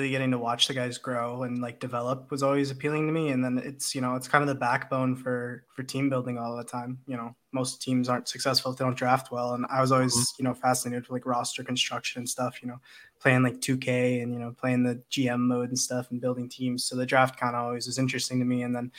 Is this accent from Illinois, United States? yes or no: yes; Chicago, Illinois, United States; I'm from Chicago.